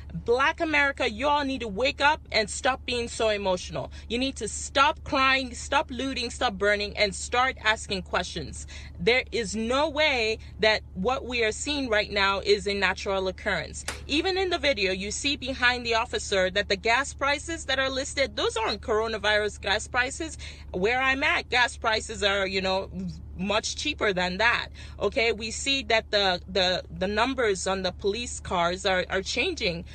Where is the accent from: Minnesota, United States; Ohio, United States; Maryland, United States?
Minnesota, United States; Minneapolis; moved away; also born or lived in Missouri; I was born in Minneapolis